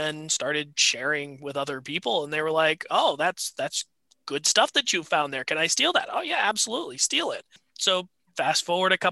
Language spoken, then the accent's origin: English; New Hampshire, United States; moved away as an adult; also born or lived in Denver / Washington, Connecticut; now in Connecticut, United States; I grew up in New Hampshire